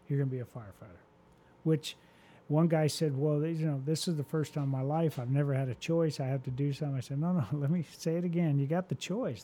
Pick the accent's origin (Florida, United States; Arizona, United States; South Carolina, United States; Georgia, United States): Arizona, United States; Phoenix; moved away as an adult; now in Houston, United States; I was from Phoenix